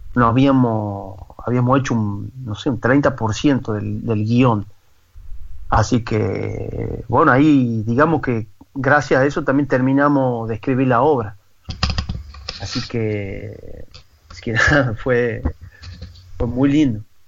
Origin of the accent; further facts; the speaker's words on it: San Miguel de Tucumán, Tucumán, Argentina; moved away as an adult; also born or lived in Toulouse, France; now in Paris, France; yo nací en San Miguel de Tucumán, que es la capital de Tucumán